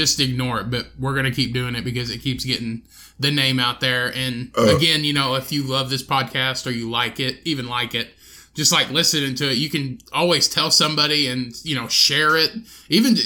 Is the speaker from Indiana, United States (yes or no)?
yes; Indiana, United States; where are you from? And I said, well, Indiana